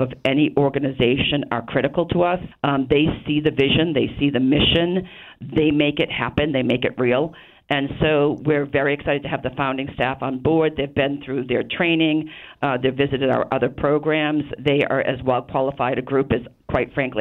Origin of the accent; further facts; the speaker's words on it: Rockland, Massachusetts, United States; I grew up in the South Shore. I know the region really well. I grew up in Rockland